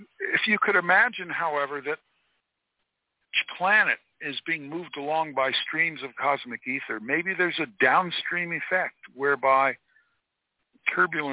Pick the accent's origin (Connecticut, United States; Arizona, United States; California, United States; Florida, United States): Florida, United States; I grew up in Florida